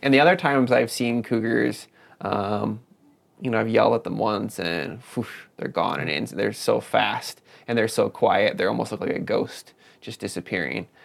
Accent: Madison, Wisconsin, United States; moved away; i grew up in southern wisconsin in the madison area

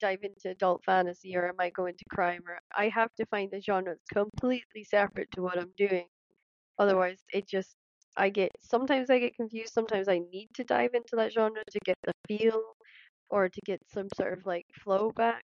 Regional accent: Scotland, United Kingdom

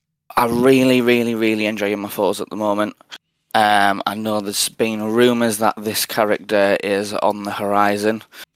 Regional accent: North East England, United Kingdom; I'm 28. I'm from Northeast England.

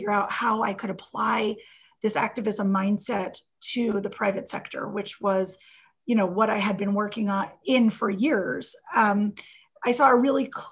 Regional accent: Miami, Florida, United States; I grew up in Miami

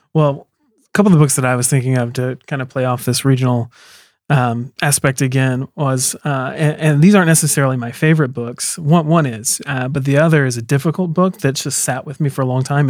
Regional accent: South Carolina, United States; I'm from South Carolina, from the South

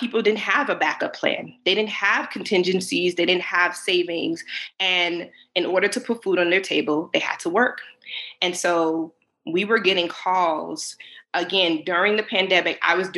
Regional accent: Connecticut, United States; moved away as an adult; now in Georgia, United States; I am originally from Connecticut. I've been in Georgia since about

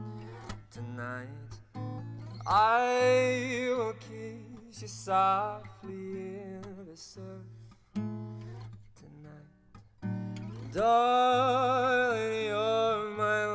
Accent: Utah, United States; also born or lived in California; I moved from California when I was 5, and I've been in Utah the whole time

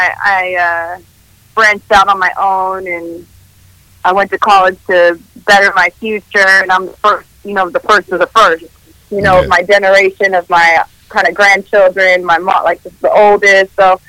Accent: Sacramento, California, United States; first language Spanish; English is a second language; I'm from Sacramento, born and raised.

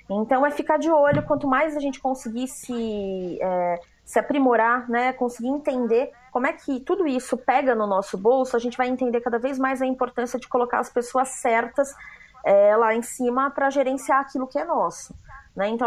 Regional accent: Atibaia, São Paulo, Brazil; sou de Atibaia.

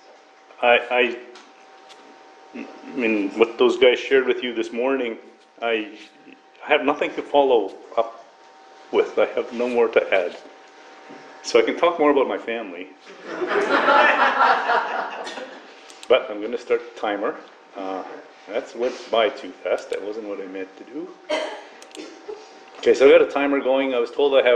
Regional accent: Northern Alberta, Canada; now in Toronto, Canada; I'm originally from Northern Alberta

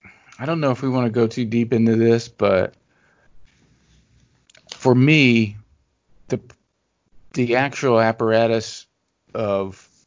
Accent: Louisiana, United States; we talked about sort of growing up in Louisiana.

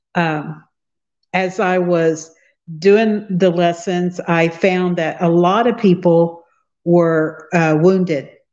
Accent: Fredonia, Kansas, United States; I'm from Fredonia, Kansas, which is a really rural small town. Uh, I grew up in the country

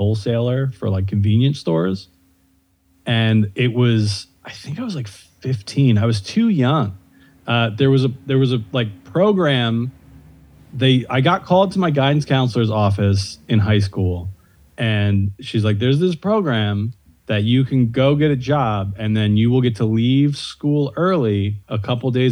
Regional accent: outside Phillipsburg, New Jersey, United States; I'm from outside Phillipsburg.

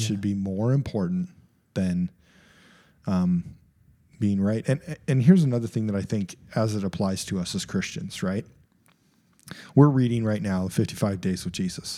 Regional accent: United States; even as an American

